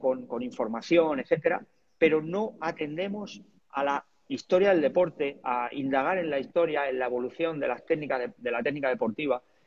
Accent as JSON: {"language": "Spanish", "town": "Talavera de la Reina", "region": "Castilla-La Mancha", "country": "Spain", "tie": "born or raised there", "said": "empecé a entrenar a triatletas de allí de mi pueblo y a partir de ahí también creamos el equipo de triatlón en Talavera"}